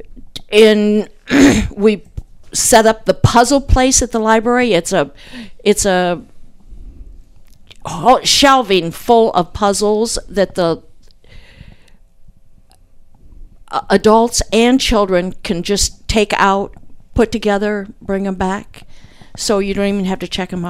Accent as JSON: {"language": "English", "town": "Plymouth", "country": "United States", "tie": "born or raised there", "also_born_or_lived": "North Carolina / Asheville area, North Carolina", "moved": "yes", "lives_now": "Warsaw, United States", "said": "I grew up basically in Plymouth and graduated from Plymouth and moved to Warsaw about 18 years ago from North Carolina"}